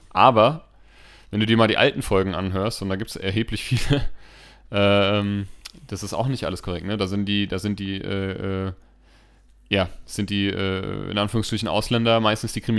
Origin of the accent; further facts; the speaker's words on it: Steinheim, Hesse, Germany; Steinheim ist also meine Heimat, ne? Habe ich ja so schon ein paar Mal erzählt, auch wenn ich da jetzt auf der anderen Seite des Maines wohne, ist Steinheim immer, sobald ich da über die Brücke fahre, äh, überkommt mich so ein Heimatsgefühl.